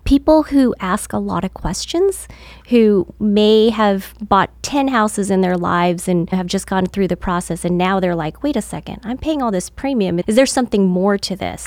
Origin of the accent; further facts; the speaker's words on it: California, United States; moved away as an adult; now in Georgia, United States; I'm from California